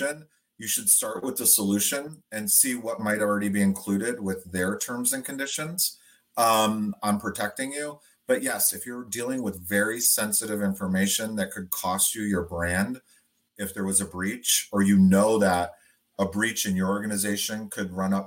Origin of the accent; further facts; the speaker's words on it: Detroit, Michigan, United States; we're all from Detroit